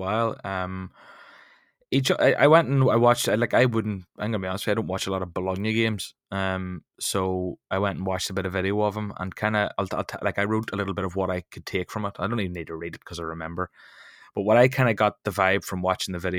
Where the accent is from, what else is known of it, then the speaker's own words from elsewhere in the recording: Ireland; as an Irishman